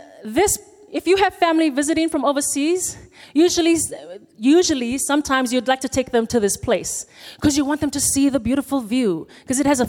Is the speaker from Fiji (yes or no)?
yes; Fiji; moved away; I am born and raised in Fiji